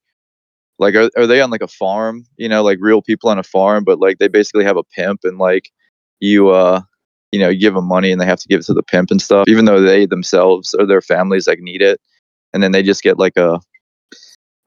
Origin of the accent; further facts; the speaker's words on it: Concord, North Carolina, United States; my hometown in like Concord, North Carolina